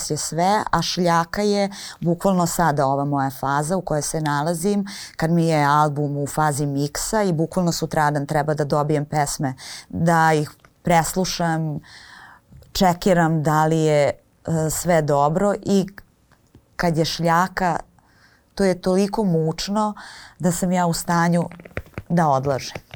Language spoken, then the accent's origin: Croatian; Kostolac, Braničevo District, Serbia; s obzirom na to da sam odrasla u Kostolcu